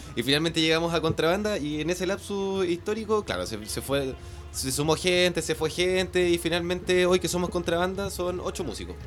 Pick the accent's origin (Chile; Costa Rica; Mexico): Chile; Punta Arenas, Magallanes and Chilean Antarctica; moved away as an adult; now in Santiago, Chile; yo soy de Punta Arenas